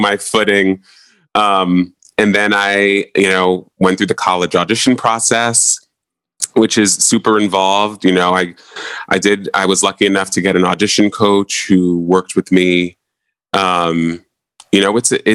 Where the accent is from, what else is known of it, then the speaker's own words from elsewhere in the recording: Montclair, New Jersey, United States; I'm from Montclair, New Jersey. And so at Montclair High